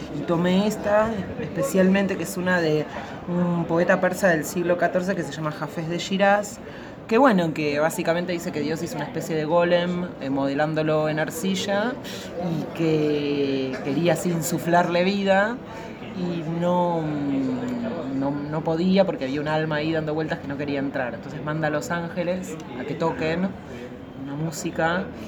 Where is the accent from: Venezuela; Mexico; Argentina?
Argentina; soy argentina, tengo una formación occidental